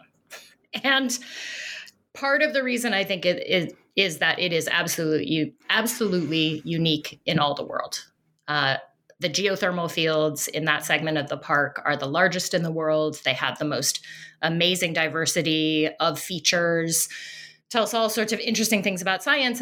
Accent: Denver, Colorado, United States; I grew up in Colorado, in the suburbs of Denver, so out on, out on the plains

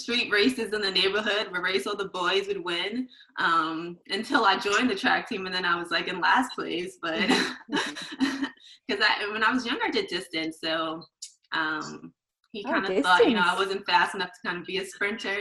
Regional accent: New York City, New York, United States; I grew up in Queens, New York.

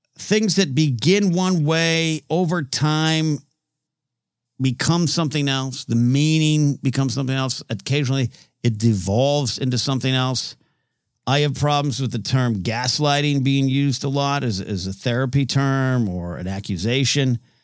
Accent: Grover Beach, California, United States; in my hometown area, there's a city called Grover Beach

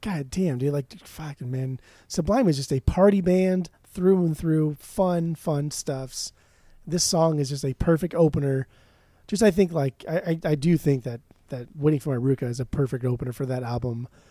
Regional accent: Orange County, California, United States; I'm from Orange County

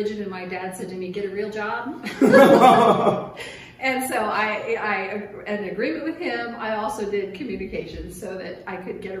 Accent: Colorado, United States; moved away as an adult; also born or lived in Texas; I was born and raised in Colorado.

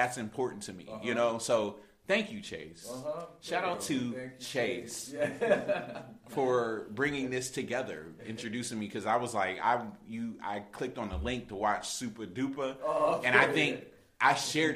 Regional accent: Manassas, Virginia, United States; now in Pittsburgh, United States; I'm from Manassas, but Pittsburgh is where I was

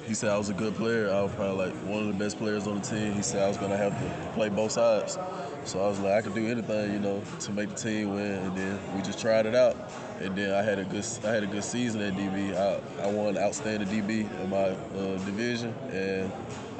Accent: Mississippi, United States; moved away as an adult; now in Mobile, United States; Growing up in Mississippi, it was kind of hard

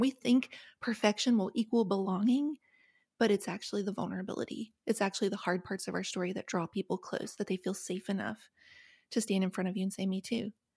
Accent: West Virginia, United States; the trailer where I grew up in West Virginia

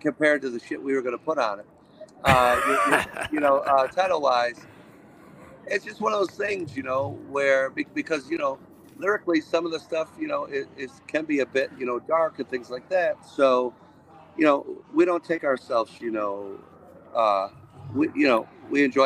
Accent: Watertown, New York, United States; I grew up in Watertown, New York.

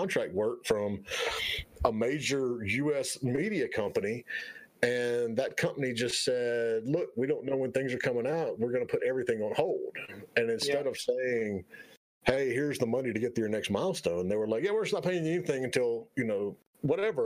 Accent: North Carolina, United States; I grew up in North Carolina. I mean, Richard Petty's shop was 20 minutes from my house

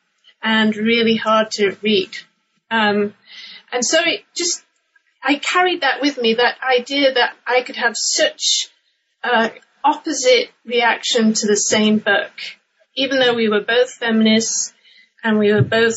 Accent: England, United Kingdom; moved away; I'm originally from England, and I grew up in the UK in the 1980s

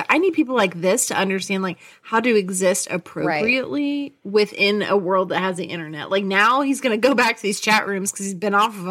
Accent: Houston, Texas, United States; we're from Houston

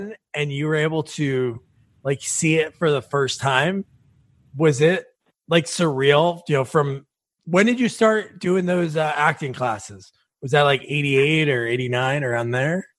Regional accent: New Jersey, United States; also born or lived in South Plainfield, New Jersey; I'm from New Jersey too

